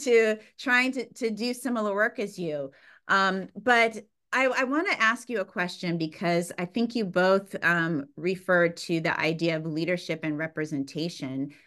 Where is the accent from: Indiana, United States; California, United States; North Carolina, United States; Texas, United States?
California, United States; San Bernardino; also born or lived in Fontana, California; I was born in Fontana, California, raised in San Bernardino, California